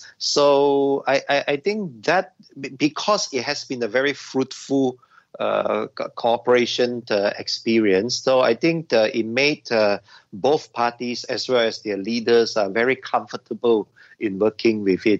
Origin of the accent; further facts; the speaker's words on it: Sabah, Malaysia; since I'm from Sabah regions and so on, we should all come together as Malaysians